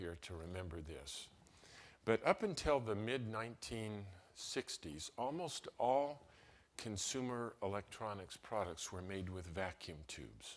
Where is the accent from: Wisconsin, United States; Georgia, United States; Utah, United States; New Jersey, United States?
Utah, United States; Salt Lake City; My brother and I was raised in Salt Lake City.